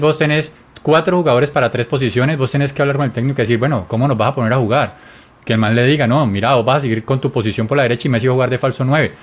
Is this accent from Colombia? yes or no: yes; Colombia; Nosotros que somos colombianos